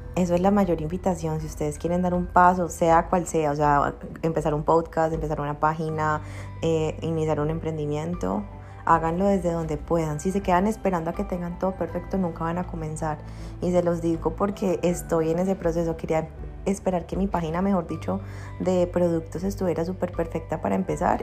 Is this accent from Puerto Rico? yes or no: no; Cali, Valle del Cauca, Colombia; also born or lived in Bogotá; soy de Cali, de Colombia. Eh, ¿Qué más les cuento? No, pues nací acá y he vivido toda mi vida acá